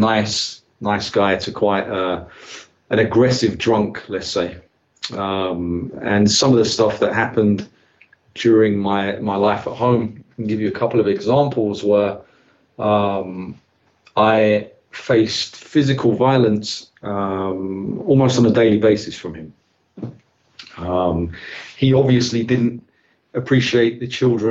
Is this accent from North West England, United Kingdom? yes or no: no; London, United Kingdom; I was raised in this place, London. Growing up, I grew up in the East End of London